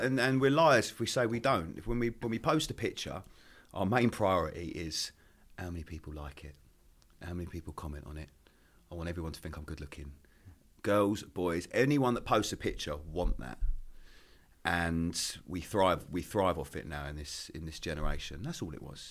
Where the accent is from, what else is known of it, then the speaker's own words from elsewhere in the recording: Maidstone, South East England, United Kingdom; moved away as an adult; also born or lived in Essex / London; I grew up in Kent, a little town called Maidstone.